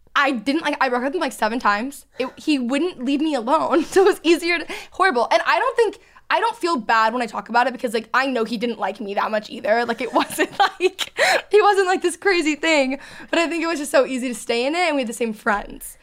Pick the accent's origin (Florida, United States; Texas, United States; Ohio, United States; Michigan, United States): Texas, United States; outside of Dallas; moved away as an adult; also born or lived in Los Angeles; now in Dallas, United States; I grew up outside of Dallas